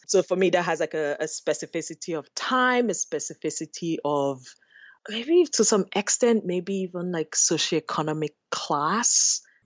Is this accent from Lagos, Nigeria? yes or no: no; Enugu, Enugu State, Nigeria; moved away as an adult; now in Los Angeles, United States; growing up in Enugu, I think of my summers in the village with my grandmother.